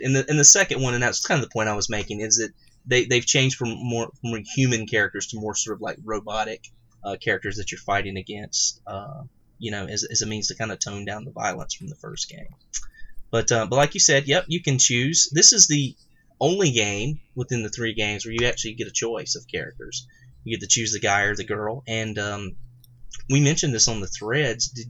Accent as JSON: {"language": "English", "region": "the South", "country": "United States", "tie": "born or raised there", "said": "growing up in the South and in a small town"}